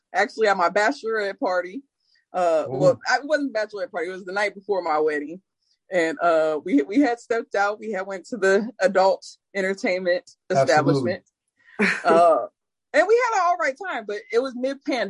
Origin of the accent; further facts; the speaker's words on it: Midwest, United States; I'm from the Midwest